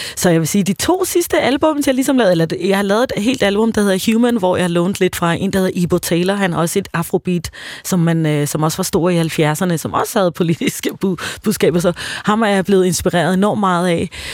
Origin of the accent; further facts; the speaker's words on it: Tanzania; now in Denmark; jeg voksede op i Tanzania